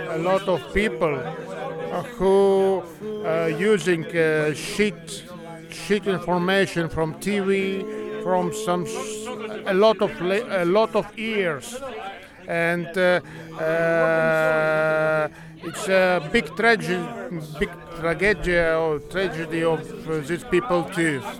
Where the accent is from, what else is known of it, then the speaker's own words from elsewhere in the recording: Ukraine; I'm from Ukraine.